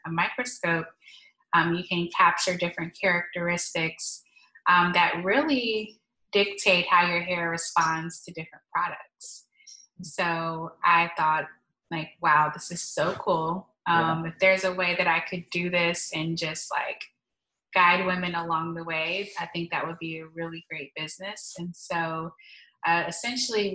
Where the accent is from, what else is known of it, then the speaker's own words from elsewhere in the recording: Stone Mountain, Georgia, United States; I grew up in Stone Mountain, Georgia, so east of Atlanta